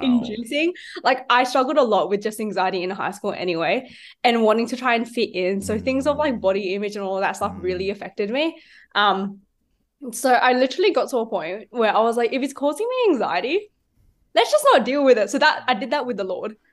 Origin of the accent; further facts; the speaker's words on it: Sydney, New South Wales, Australia; I am from Sydney and I was born in Sydney.